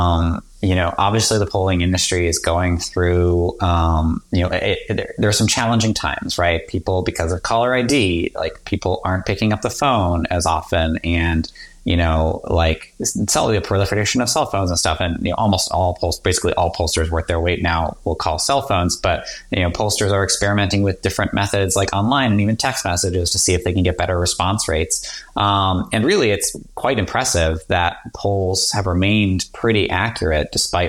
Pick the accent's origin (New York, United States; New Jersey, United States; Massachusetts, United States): Massachusetts, United States; Boston; I grew up a big Red Sox fan because I grew up in the Boston area.